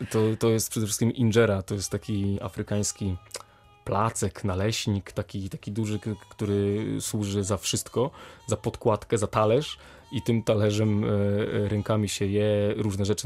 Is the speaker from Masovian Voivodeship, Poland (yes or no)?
yes; Warsaw, Masovian Voivodeship, Poland; moved away as an adult; also born or lived in Kraków; now in Wrocław, Poland; wychowałem się w Warszawie